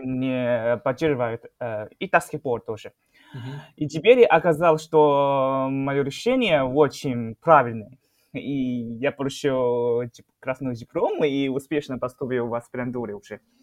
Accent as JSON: {"language": "Russian", "town": "Shenyang", "region": "Liaoning", "country": "China", "second_language": "Russian", "moved": "as an adult", "lives_now": "Moscow, Russia", "said": "я сам э, из города Шэньян. Э, самый крупный город"}